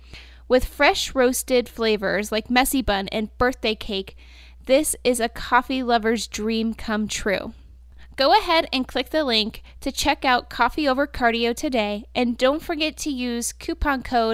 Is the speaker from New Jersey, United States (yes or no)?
no; Cleveland, Ohio, United States; So I grew up in Cleveland. Where we have Cedar Point.